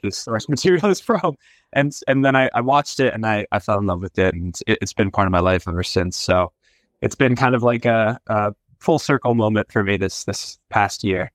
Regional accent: New Jersey, United States; moved away; I'm from New Jersey originally

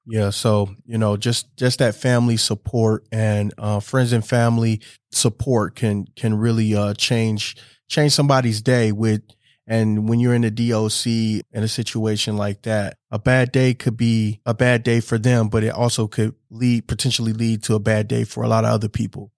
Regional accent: Wisconsin, United States; I was born and raised here in Wisconsin

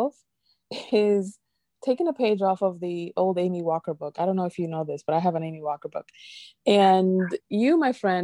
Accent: Dominican Republic; accent: Dominican; My Latin accent, my Dominican accent

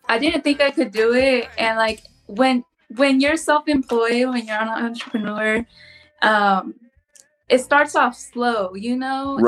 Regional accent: California, United States; I'm from California

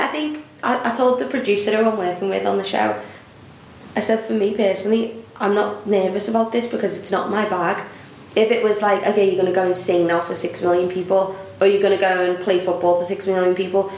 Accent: Liverpool, North West England, United Kingdom; accent: Scouse; I obviously grew up in Liverpool.

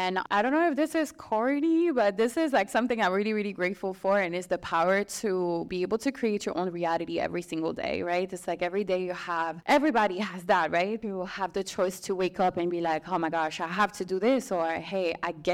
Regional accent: Strasbourg, Grand Est, France; moved away as an adult; now in United States; I'm from Strasbourg, which is like a small city in France.

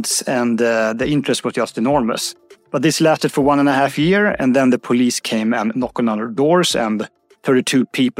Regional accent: Uppsala, Uppsala County, Sweden; Uppsala, my hometown

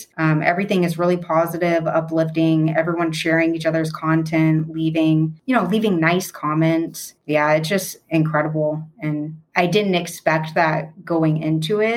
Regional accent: Pacific Northwest, United States; moved away as an adult; also born or lived in Louisiana / Washington; now in Arizona, United States; I grew up in the Pacific Northwest

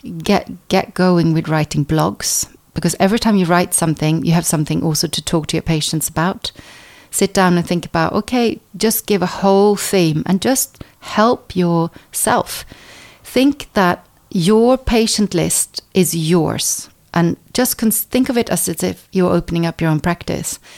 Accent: Stockholm, Stockholm County, Sweden; moved away as an adult; also born or lived in United States; now in England; I was born in the States uh, by Norwegian parents. And then when I was four, my parents moved to Stockholm. So I was brought up in Sweden

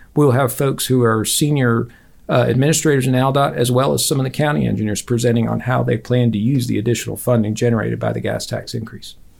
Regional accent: Virginia, United States; moved away as an adult; now in Auburn, United States; I grew up in Virginia.

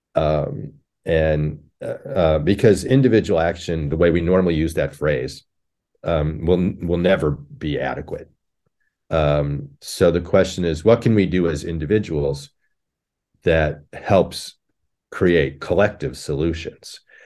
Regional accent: Connecticut, United States; now in Buffalo, United States; I grew up in Connecticut in a suburb

